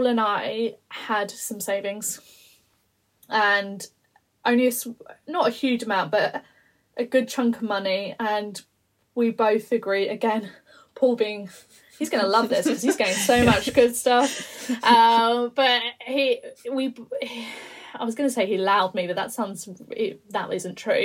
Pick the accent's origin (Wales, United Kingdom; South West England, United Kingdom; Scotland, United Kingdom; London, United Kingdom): London, United Kingdom; I'm a London girl. I was born in London